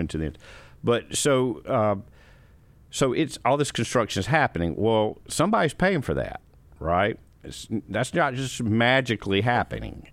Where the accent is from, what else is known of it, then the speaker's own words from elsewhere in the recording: Columbia, South Carolina, United States; also born or lived in Greenville, South Carolina / Orangeburg, South Carolina / Rock Hill, South Carolina; I was born in Columbia